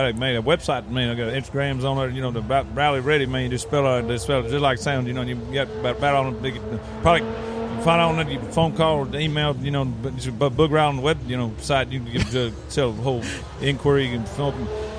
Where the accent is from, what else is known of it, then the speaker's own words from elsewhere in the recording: Austin, Texas, United States; Like, I grew up here in Austin, right?